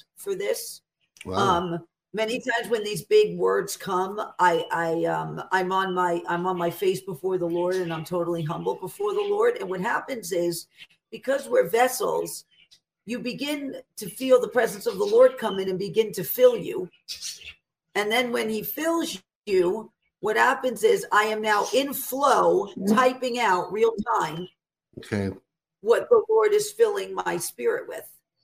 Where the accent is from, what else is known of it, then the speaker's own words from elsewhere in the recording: New York City, New York, United States; I'm an Italian from the Bronx